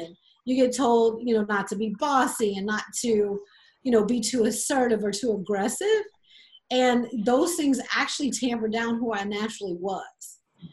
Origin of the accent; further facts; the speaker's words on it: South Louisiana, United States; I grew up in South Louisiana